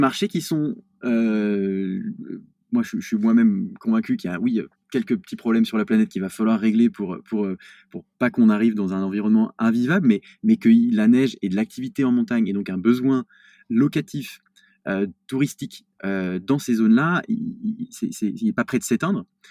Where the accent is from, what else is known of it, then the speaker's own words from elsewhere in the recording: Lyon, Auvergne-Rhône-Alpes, France; je suis, lyonnais